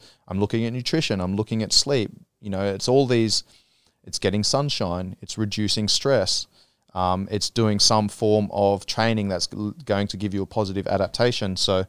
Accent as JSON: {"language": "English", "country": "Australia", "lives_now": "Thailand", "said": "there's been times where I come back from Australia with friends and family and stuff, and I'm, you know, back here for a couple of weeks, and I'm like, oh, I don't have that same connection that, you know, I had back home."}